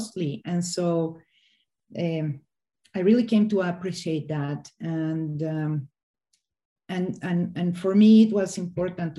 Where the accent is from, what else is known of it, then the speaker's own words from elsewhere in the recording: Mexico City, Mexico; also born or lived in Hidalgo; I grew up in Mexico City